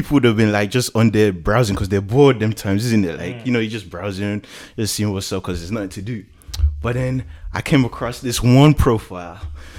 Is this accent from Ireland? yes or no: yes; Ireland; I'm from Ireland.